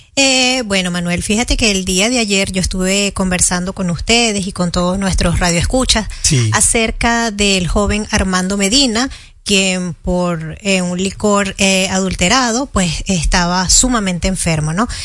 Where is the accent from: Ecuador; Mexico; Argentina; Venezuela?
Venezuela; now in Dominican Republic; yo como venezolana